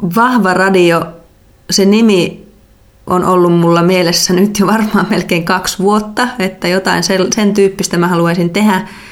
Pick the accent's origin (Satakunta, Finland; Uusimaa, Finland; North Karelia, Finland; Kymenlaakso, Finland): North Karelia, Finland; moved away as an adult; also born or lived in Joensuu / Belgium; alun perin on kotoisin tuolta Pohjois-Karjalasta